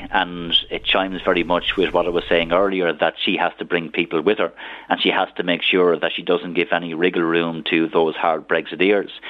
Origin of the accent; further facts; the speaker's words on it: Ireland; as Irish politicians, we have a responsibility